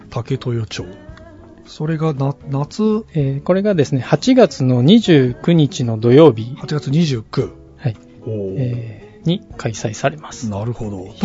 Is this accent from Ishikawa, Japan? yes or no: no; Aichi, Japan; 私地元が愛知県なものですから、愛知県